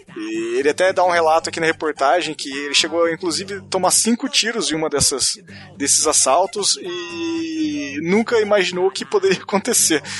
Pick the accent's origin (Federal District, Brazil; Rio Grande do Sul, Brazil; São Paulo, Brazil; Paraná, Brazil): Paraná, Brazil; Eu sou do Paraná e eu, eu tenho orgulho do... de ser da Rússia brasileira.